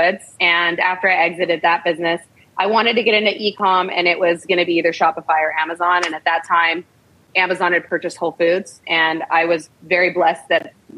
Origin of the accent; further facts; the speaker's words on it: United States; also born or lived in Chicago; I grew up in the States